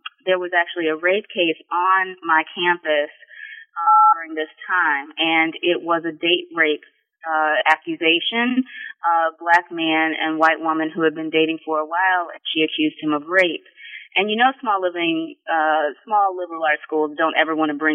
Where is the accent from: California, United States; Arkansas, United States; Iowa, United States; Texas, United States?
Texas, United States; Sugar Land; moved away as an adult; also born or lived in Delaware, Ohio / College Park, Maryland; now in Columbus, United States; I was born and raised in Sugar Land, Texas, which is not far from Houston, Texas.